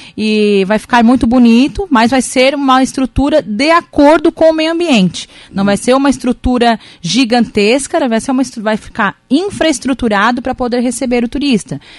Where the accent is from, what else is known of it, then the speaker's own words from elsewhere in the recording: Araranguá, Santa Catarina, Brazil; sou cidadã, cidadã aranguaense, amo a minha terra